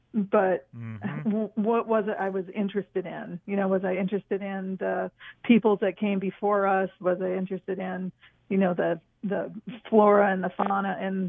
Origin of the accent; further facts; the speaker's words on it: East Coast, United States; since I'm from the East Coast and the desert was a foreign environment to me